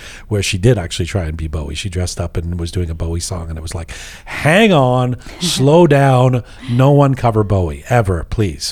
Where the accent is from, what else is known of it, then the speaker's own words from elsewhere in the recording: Canada; as a Canadian